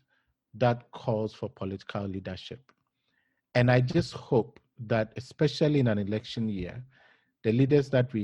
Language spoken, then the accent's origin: English; Ghana; as a Ghanaian